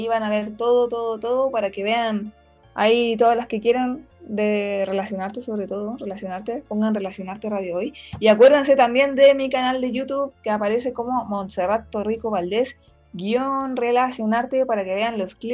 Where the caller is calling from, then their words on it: Paraguay; Te saluda … desde Paraguay.